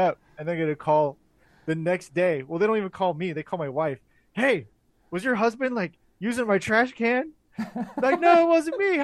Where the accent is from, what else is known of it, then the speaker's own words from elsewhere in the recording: Orangevale, California, United States; I grew up in Orangevale